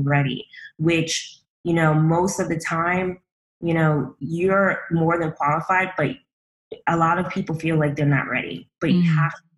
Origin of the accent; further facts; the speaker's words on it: New York City, New York, United States; I'm a girl from Brooklyn. Well, really a woman from Brooklyn.